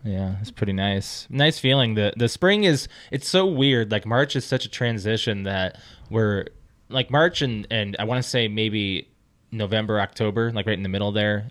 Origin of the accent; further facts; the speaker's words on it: South Dakota, United States; moved away; I was in high school, the, uh, I lived in the middle of South Dakota